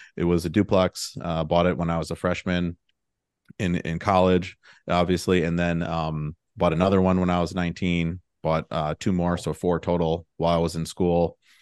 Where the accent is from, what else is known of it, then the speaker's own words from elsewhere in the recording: Milwaukee, Wisconsin, United States; moved away as an adult; also born or lived in Chicago; now in Austin, United States; I'm from the Milwaukee area up in Wisconsin, and, uh, both my, both my parents were teachers there